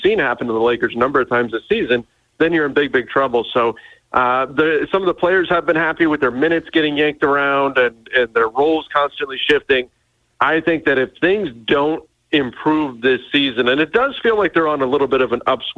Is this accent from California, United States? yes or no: yes; Southern California, United States; I grew up in Southern California